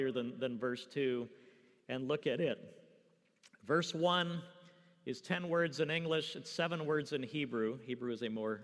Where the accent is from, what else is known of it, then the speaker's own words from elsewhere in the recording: California, United States; moved away; I'm from the West Coast. I grew up in California